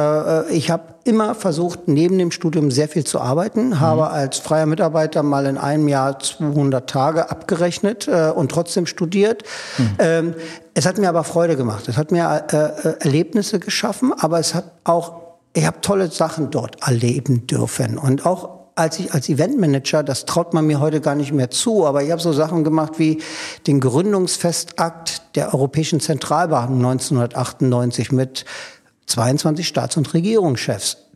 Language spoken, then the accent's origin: German; Berlin, Germany; born there; Ich bin in Berlin-Pankow geboren, bin in der DDR zur Schule gegangen und bin eine Woche vor der Maueröffnung über die Prager Botschaft äh, geflohen.